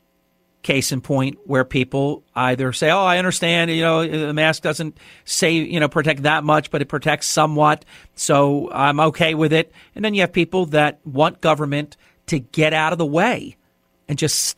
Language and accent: English; New Jersey, United States; my home state of New Jersey